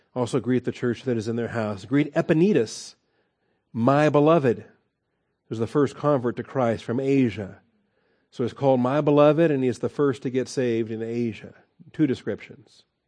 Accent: Washington, United States; now in Texas, United States; I grew up in Washington

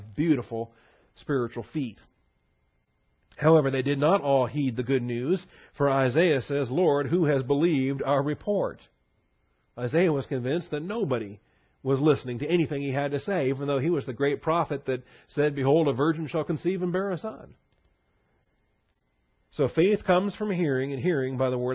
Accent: United States; we're American believers

